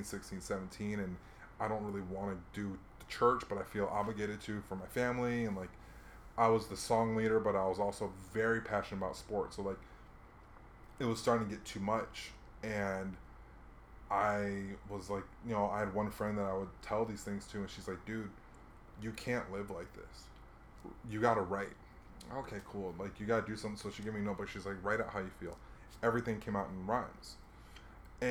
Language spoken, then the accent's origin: English; Hawaii, United States; moved away; I grew up in Hawaii, so I didn't really know who I was.